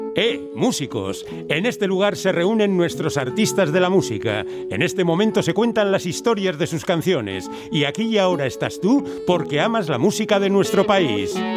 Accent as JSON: {"language": "Spanish", "town": "Mungia", "region": "Basque Country", "country": "Spain", "tie": "born or raised there", "also_born_or_lived": "Bilbao, Spain / Gibaja, Spain", "said": "Soy tomatero, eh, pero bueno, pues, eh, crecí en Munguía"}